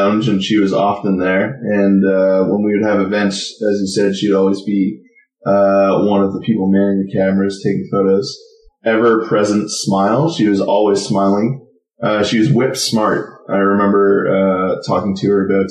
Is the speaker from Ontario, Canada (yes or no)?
yes; Oshawa, Ontario, Canada; I grew up in Oshawa